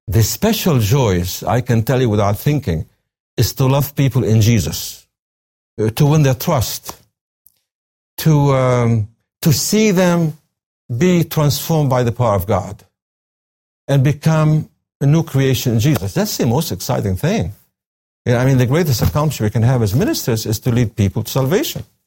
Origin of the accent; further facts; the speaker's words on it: coast between Baniyas and Tartus, Tartus Governorate, Syria; now in United States; I was born in Syria, on the coast, a small town between the cities of Beni Yas and Tartus.